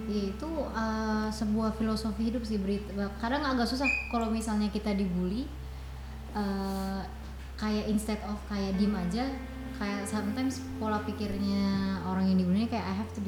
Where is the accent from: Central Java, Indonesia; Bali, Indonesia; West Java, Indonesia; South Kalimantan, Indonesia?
Central Java, Indonesia; Batang; kan saya orang Batang.